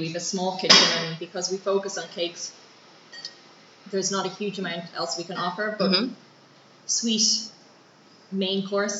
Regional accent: County Dublin, Ireland; moved away as an adult; now in Vienna, Austria; From Ireland, from the Dublin countryside.

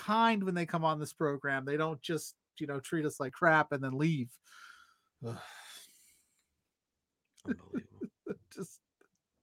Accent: Indiana, United States; I'm from Indiana, and I say pop.

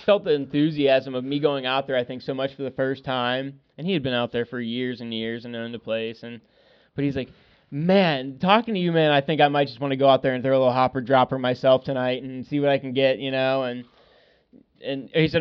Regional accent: Pennsylvania, United States; I'm from Pennsylvania. I'm like 2,000 miles away from home

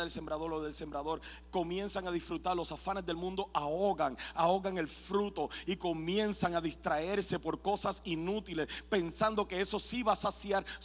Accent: Puerto Rico; soy puertorriqueño

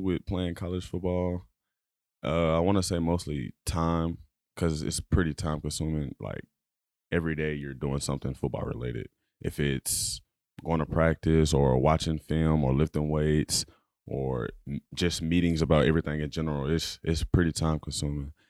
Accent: Dallas, Texas, United States; moved away; I'm from Dallas, Texas, uh, born and raised.

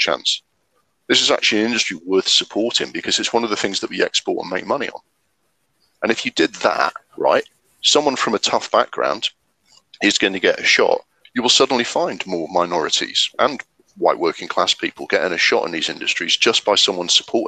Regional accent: Sunderland, North East England, United Kingdom; my hometown, Sunderland

